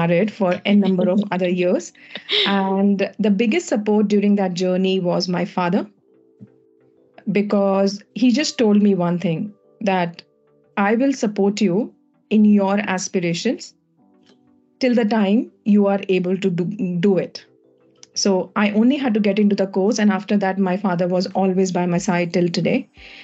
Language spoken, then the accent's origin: English; India; moved away; I'm from India